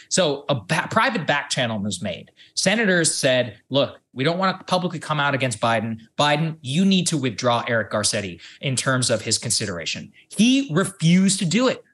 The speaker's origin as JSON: {"language": "English", "town": "College Station", "region": "Texas", "country": "United States", "tie": "born or raised there", "said": "I'm here in my hometown of College Station, Texas"}